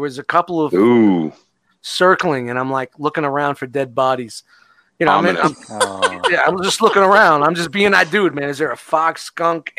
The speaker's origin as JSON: {"language": "English", "town": "New York City", "region": "New York", "country": "United States", "tie": "born or raised there", "said": "the time where I grew up in Brooklyn was in the late 80s"}